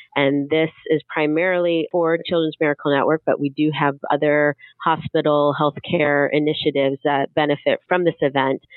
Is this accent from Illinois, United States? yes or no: yes; the Midwest, just outside of Chicago, Illinois, United States; now in Southern Oregon, United States; I'm a transplant. I grew up in the Midwest, just outside of Chicago